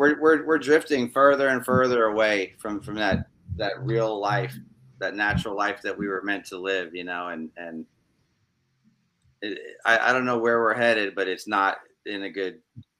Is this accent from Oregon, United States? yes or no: no; Maine, United States; also born or lived in California; I was from California, but my mom married my stepdad, who was from Maine, and we moved to the middle of the woods in Maine and lived in a summer camp